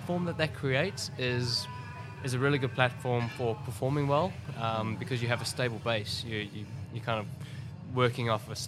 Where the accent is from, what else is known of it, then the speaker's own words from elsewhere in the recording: Auckland, New Zealand; my hometown in Auckland